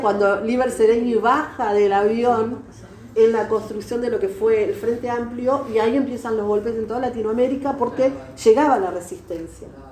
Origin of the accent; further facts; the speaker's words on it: Argentina; also born or lived in Uruguay; nosotros crecimos acá en la Argentina